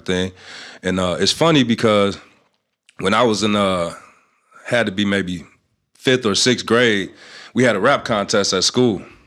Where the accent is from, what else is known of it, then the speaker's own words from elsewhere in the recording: North Chicago, Illinois, United States; I'm from North Chicago